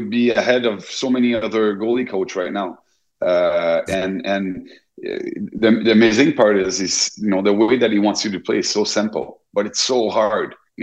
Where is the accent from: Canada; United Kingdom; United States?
Canada; Quebec; I was fortunate growing up in Quebec